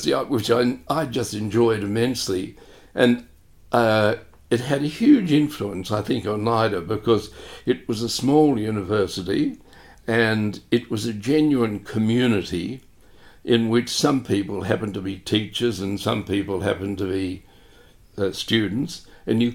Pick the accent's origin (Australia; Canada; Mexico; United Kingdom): Australia; Hobart, Tasmania; moved away; also born or lived in Melbourne; when I was growing up there, Hobart only had a population of about 100,000